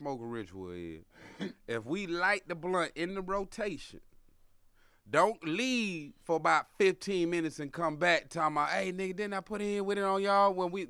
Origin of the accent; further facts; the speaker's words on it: Jacksonville, Florida, United States; also born or lived in Georgia; I grew up in Florida and Georgia, see, down in Duval, and that's Jacksonville.